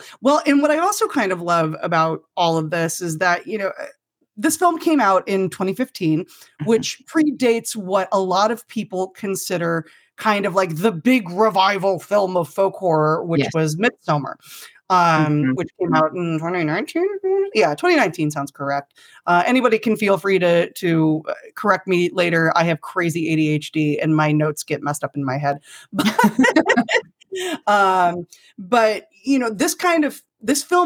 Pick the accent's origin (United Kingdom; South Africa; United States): United States; Rocky Mountains; I grew up in the Rocky Mountains